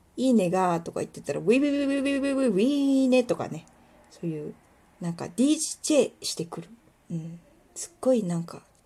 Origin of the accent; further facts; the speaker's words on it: Kuwana, Mie, Japan; also born or lived in Ichinomiya, Aichi; 私は生まれも育ちも食わなしです